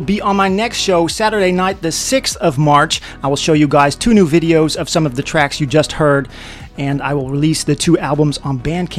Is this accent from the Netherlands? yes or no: yes; Netherlands; my hometown in the Netherlands.